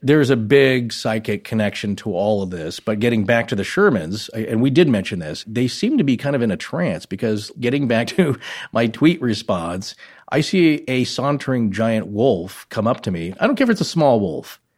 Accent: United States; central to northern Idaho, eastern Washington, Western Montana area

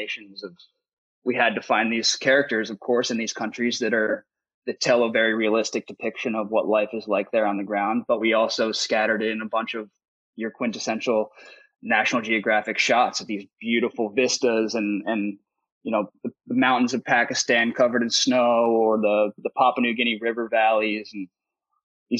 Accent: United States; as an American

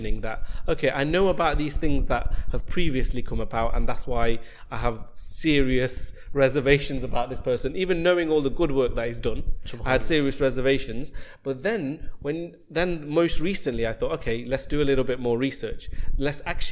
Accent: Nottingham, East Midlands, United Kingdom; I'm from Nottingham

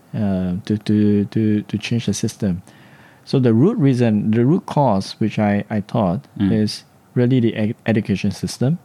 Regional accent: Singapore; moved away as an adult; now in Japan; I'm from Singapore

